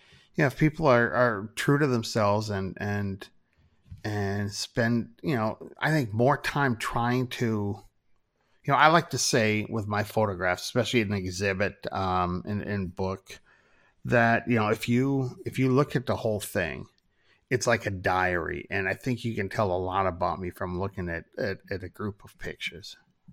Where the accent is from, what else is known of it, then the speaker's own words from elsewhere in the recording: Minnesota, United States; Growing up in Minnesota and spending so much time in North Dakota, I can do a really good, Fargo kind of accent